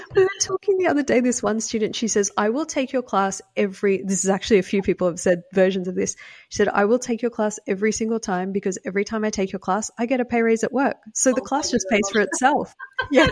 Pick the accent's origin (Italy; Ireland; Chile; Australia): Australia; now in United States; I grew up in Australia, which is why I have an accent. I live in the US now.